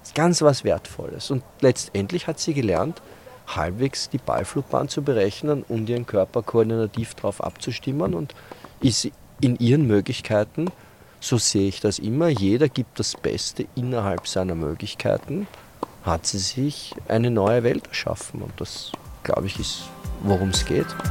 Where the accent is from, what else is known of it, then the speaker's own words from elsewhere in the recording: Vienna, Austria; in unserer Kindheit eine Gruppe von, was werden wir gewesen sein, acht, acht, zehn Kinder, die jeden Tag am Tennisplatz sich getroffen haben. Und es war im Prater